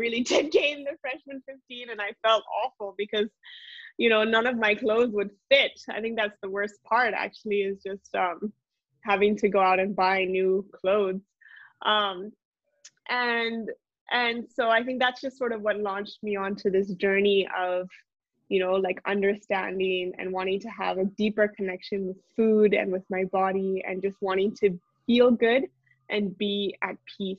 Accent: Mussoorie, Uttarakhand, India; So I think I grew up in India. A little bit background, my family is from the United States, but my parents moved to India in 1992, and we grew up in the Himalayas, so in a small town called Mussoorie

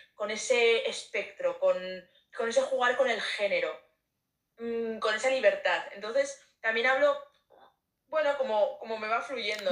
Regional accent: Zaragoza, Aragon, Spain; now in Madrid, Spain; yo soy de Zaragoza

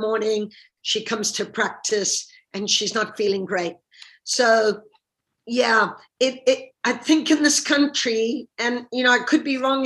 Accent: Zimbabwe; moved away as an adult; also born or lived in United States / Russia; now in United Kingdom; growing up in Zimbabwe

